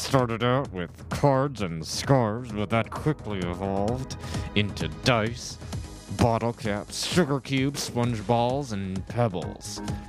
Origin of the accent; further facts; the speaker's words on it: Sacramento, California, United States; I'm from Sacramento, California.